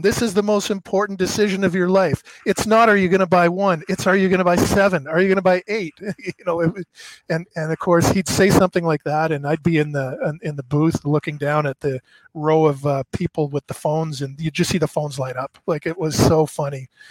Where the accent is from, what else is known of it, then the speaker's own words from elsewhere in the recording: Canada; moved away as an adult; now in Dallas, United States; I'm Canadian, I'm working in the States, so I'm on a visa.